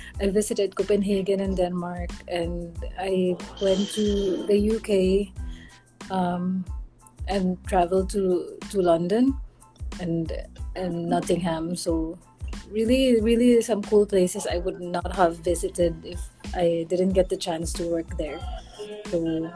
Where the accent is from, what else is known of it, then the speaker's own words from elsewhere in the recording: Philippines; I'm just from the Philippines